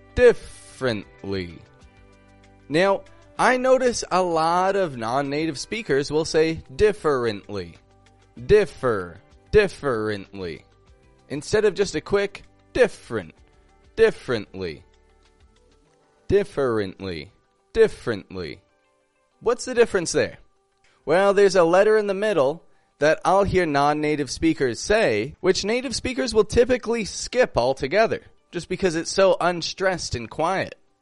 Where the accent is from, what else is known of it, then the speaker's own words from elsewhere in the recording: Toronto, Ontario, Canada; I'm from Toronto, Canada